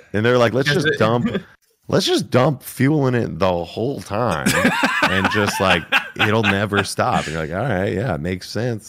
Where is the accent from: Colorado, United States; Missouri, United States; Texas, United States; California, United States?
Colorado, United States; I'm from Colorado, so like, you know, Subaru's in the blood.